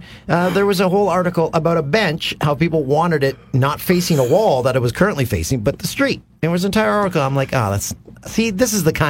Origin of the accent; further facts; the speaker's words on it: Peterborough, Ontario, Canada; now in Orono, Canada; my hometown paper, the Peterborough Examiner.